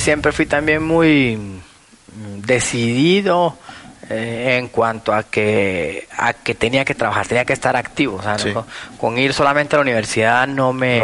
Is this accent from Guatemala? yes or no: yes; Guatemala; tuve una infancia eh, aquí en Guatemala, yo soy hijo de papá extranjero, mamá guatemalteca